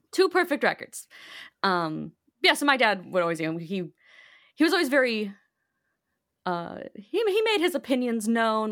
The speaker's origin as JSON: {"language": "English", "town": "Bolingbrook", "region": "Illinois", "country": "United States", "tie": "born or raised there", "said": "I grew up in Bolingbrook, which is a southwest suburb."}